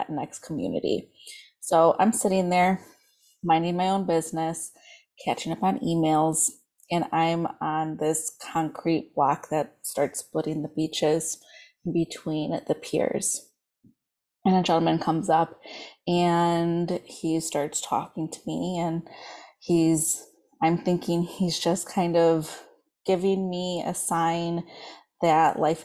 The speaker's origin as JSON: {"language": "English", "town": "Chicago", "region": "Illinois", "country": "United States", "said": "I'm from the Chicagoland area"}